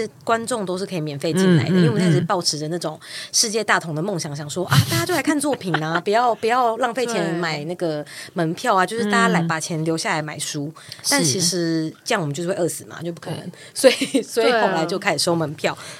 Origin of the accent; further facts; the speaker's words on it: Yilan County, Taiwan; 我我是宜兰人。